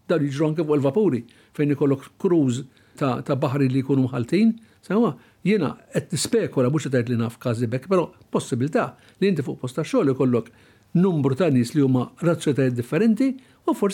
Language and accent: Maltese; Malta; dawn Maltin bħalna